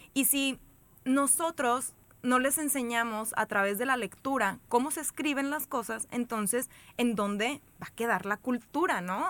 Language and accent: Spanish; Monterrey, Nuevo León, Mexico; soy de Monterrey